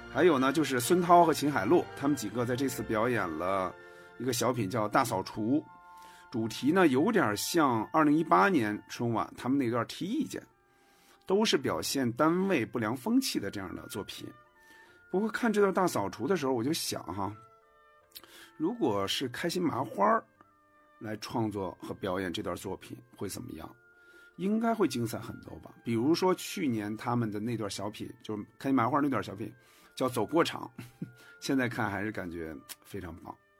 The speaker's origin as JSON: {"language": "Chinese", "region": "Hebei", "country": "China", "tie": "born or raised there", "moved": "yes", "lives_now": "Beijing, China", "said": "我的老家是河北，身在北京"}